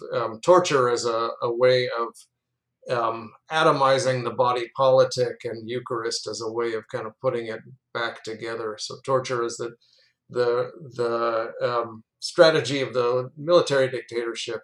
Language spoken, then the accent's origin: English; Chicago, Illinois, United States; moved away as an adult; also born or lived in Indiana / Colorado / Chile / North Carolina; I was raised Catholic in the Chicago area